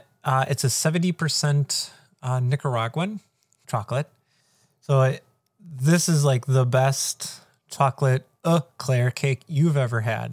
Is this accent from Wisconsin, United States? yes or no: yes; Wisconsin, United States; I'm from Wisconsin.